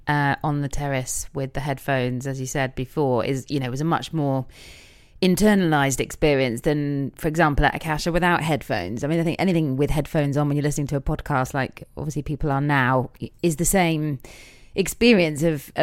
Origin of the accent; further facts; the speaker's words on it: England, United Kingdom; just being English